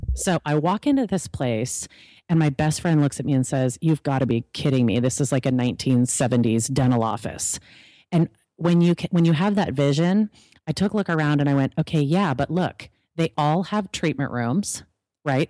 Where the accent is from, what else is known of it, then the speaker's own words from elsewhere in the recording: California, United States; I'm actually from California